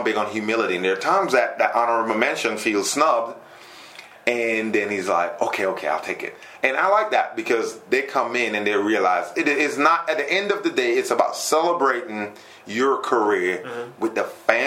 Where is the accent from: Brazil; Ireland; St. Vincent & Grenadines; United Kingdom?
St. Vincent & Grenadines; now in Triad, North Carolina, United States; I'm originally from St. Vincent, the Grenadines, lived here in the Triad for the last 15 years